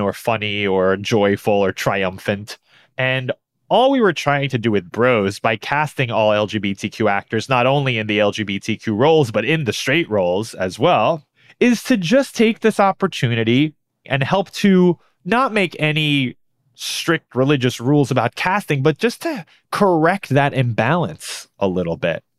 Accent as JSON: {"language": "English", "town": "New York City", "region": "New York", "country": "United States", "tie": "born or raised there", "said": "I grew up in New York City"}